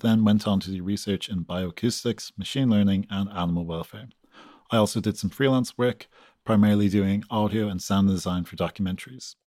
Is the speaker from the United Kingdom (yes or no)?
no; Galway, Connacht, Ireland; moved away; I'm from Galway, Ireland